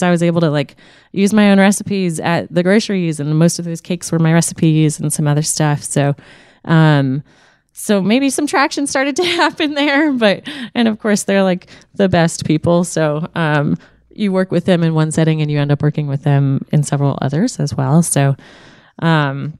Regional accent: Annapolis, Maryland, United States; also born or lived in South Carolina; now in Richmond, United States; I grew up in Annapolis, Maryland.

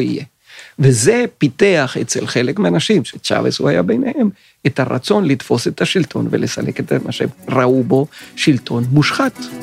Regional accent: Venezuela; moved away as an adult; also born or lived in Chile / Tel Aviv, Israel; now in Israel; נולדתי בצ'ילה, ב-1956, ואחרי שנתיים משפחתי עברה לוונצואלה, ואני גדלתי בוונצואלה בשנים 1958 עד 1977

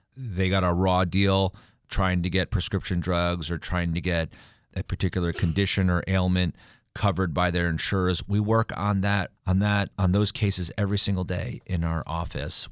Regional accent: Stamford, Connecticut, United States; my hometown, my backyard of Stamford, Connecticut

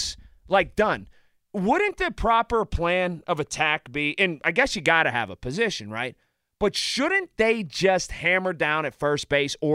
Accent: Sharpsburg, Pennsylvania, United States; I grew up in Sharpsburg

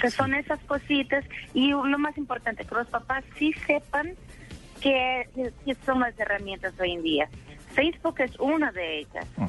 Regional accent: Brazil; accent: portuñol; Spanish is a second language; Yo soy de Brasil

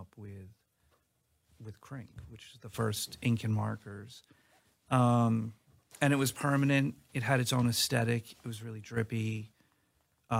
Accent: New York, United States; I grew up in New York

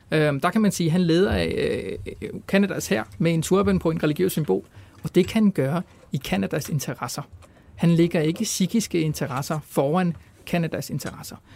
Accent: Palestine; jeg er palæstinenser

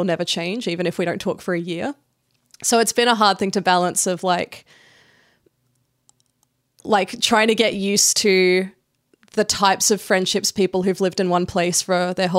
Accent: Australia; also born or lived in Indonesia; I grew up in between Australia and Indonesia. So I was a military kid. My dad's in the Air Force. And I moved around every 5 years. So I tell people I'm from Canberra because

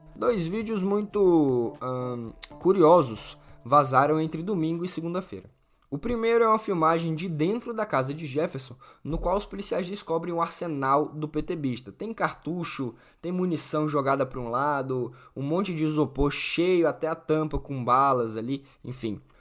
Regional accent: Natal, Rio Grande do Norte, Brazil; quem é de Natal, da minha terra

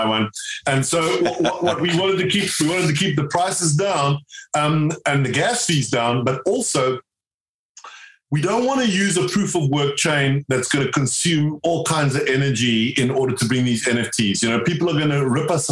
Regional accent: South Africa; now in United Kingdom; I grew up in South Africa

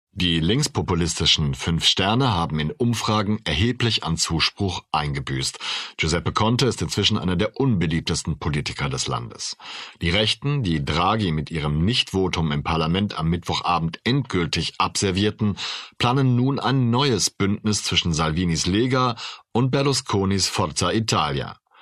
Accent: Germany; Ich bin ja Deutscher

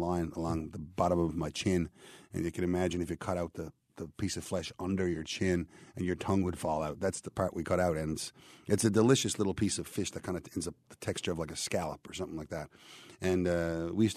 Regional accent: Petty Harbour, Newfoundland and Labrador, Canada; grown up in a place that's so unique

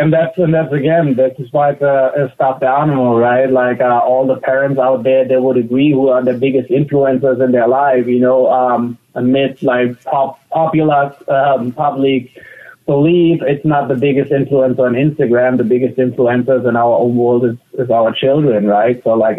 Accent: Germany; Like I feel in Germany, you kind of grow up with a very green mindset

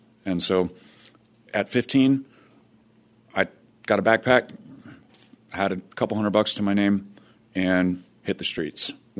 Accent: Fresno, California, United States; I grew up in Fresno, California.

